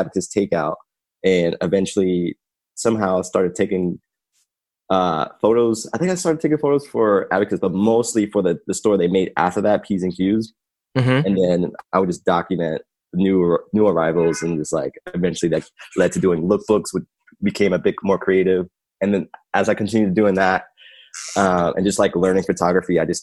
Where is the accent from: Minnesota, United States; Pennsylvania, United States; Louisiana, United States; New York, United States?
Pennsylvania, United States; Philadelphia; Born and raised in North Philly.